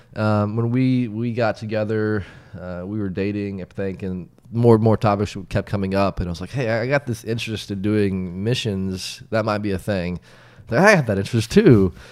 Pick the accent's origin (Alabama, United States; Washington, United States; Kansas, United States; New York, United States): Kansas, United States; Wichita; moved away; also born or lived in South Africa; born and raised in Wichita, Kansas